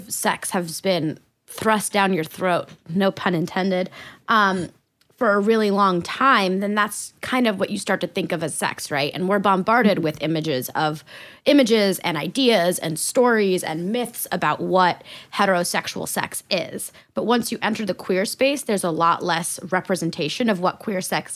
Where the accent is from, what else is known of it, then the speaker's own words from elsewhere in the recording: France; I'm from France